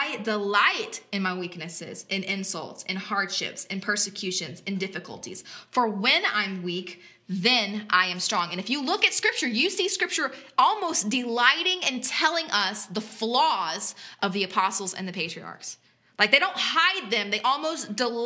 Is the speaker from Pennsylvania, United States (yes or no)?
no; South Louisiana, United States; now in West Virginia, United States; I grew up in South Louisiana